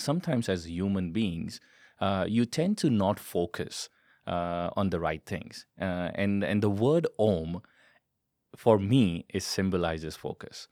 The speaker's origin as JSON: {"language": "English", "country": "India", "said": "I am Indian by origin"}